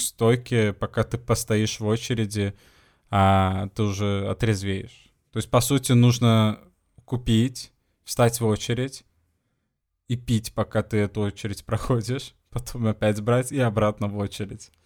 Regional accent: Sweden; now in Portugal; из Швеции

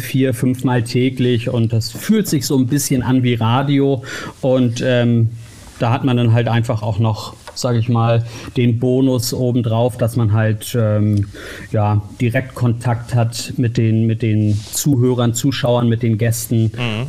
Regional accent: Uelzen, Lower Saxony, Germany; moved away; also born or lived in Hamburg / Berlin / United States; Lokalsender in meiner Heimatstadt in Uelzen in Niedersachsen

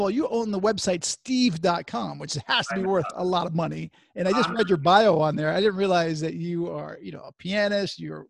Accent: Connecticut, United States; I grew up in Connecticut.

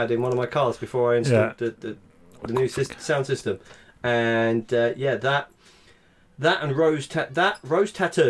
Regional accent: Harlow, East of England, United Kingdom; which is funny because I'm from Harlow, not the East End.

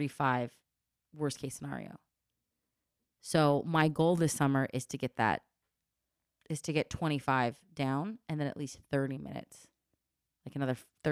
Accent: Los Angeles, California, United States; I need to work more on stuff about my childhood and growing up in the Valley and growing up in LA.

